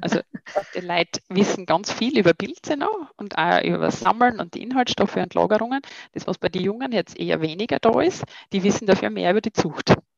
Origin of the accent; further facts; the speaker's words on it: near Graz, Styria, Austria; also born or lived in Vienna; ursprünglich bin ich ja Steirerin äh, in Keinbach bei Graz